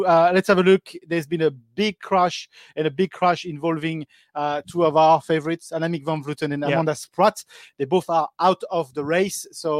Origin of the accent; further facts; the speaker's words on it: France; accent: French; English is a second language; now in Melbourne, Australia; My accent is very French in English